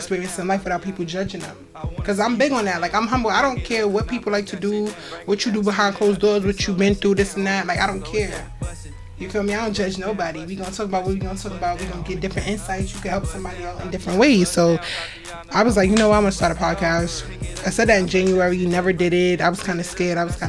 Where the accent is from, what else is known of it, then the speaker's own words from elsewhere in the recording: New York City, New York, United States; also born or lived in Virginia; I'm from Brooklyn, Crown Heights.